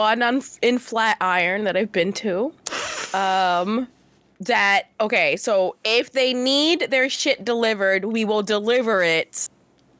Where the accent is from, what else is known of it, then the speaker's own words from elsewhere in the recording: New York City, New York, United States; A fucking native New Yorker. I was born in the Bronx